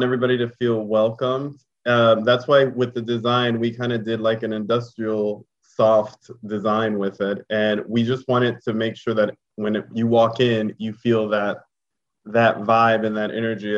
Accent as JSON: {"language": "English", "town": "Houston", "region": "Texas", "country": "United States", "tie": "born or raised there", "moved": "as an adult", "said": "I grew up here in Houston"}